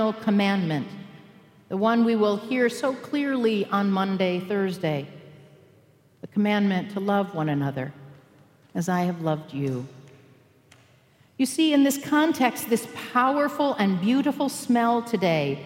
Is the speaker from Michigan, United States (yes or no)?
yes; Michigan, United States; also born or lived in Albuquerque, New Mexico; I grew up in Michigan